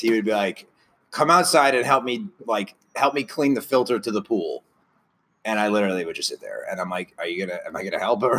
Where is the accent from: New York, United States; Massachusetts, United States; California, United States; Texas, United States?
New York, United States; Franklin Square; also born or lived in Lynbrook; I'm from Franklin Square.